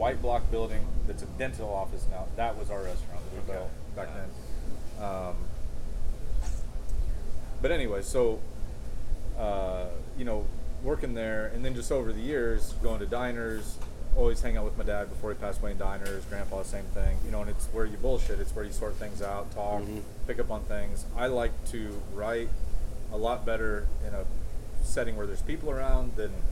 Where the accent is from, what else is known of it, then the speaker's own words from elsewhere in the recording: Waverly, near Akron, Ohio, United States; When I was little, like very little, you know, 2, 3, 4, I grew up around Waverly